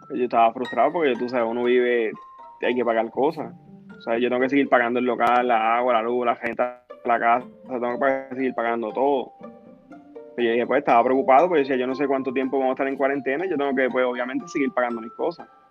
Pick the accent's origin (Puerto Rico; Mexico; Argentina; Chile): Puerto Rico; Aguadilla; soy de Aguadilla